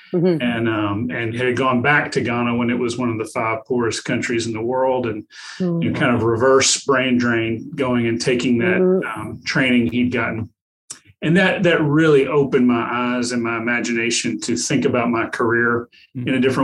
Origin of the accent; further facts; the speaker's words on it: the South, United States; accent: Southern; Yeah, I've been married to a Canadian too long. I've lost some of my Southern accent.